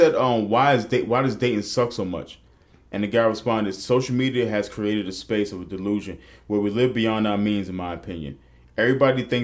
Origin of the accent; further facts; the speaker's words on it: New York City, New York, United States; I'm from the Bronx